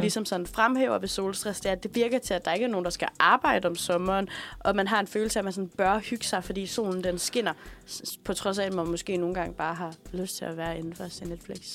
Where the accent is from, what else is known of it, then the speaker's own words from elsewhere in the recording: Aalborg, North Denmark Region, Denmark; moved away; jeg kommer fra Aalborg